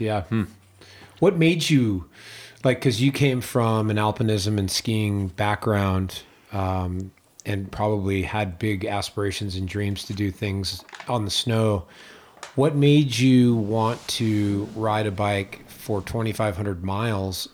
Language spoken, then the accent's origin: English; East Coast, United States; also born or lived in New England; now in Tahoe, United States; I grew up on the East Coast